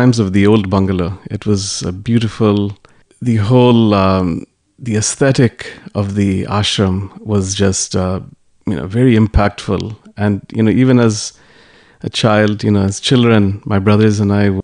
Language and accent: English; New York City, New York, United States; all of us were born and brought up in New York City